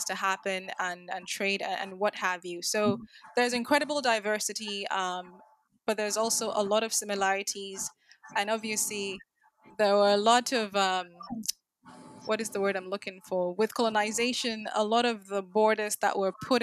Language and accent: English; Ghana; although I'm Ghanaian by birth